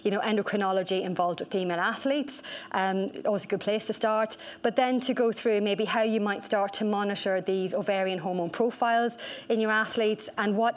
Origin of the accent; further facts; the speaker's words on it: Ireland; accent: Irish; I am Irish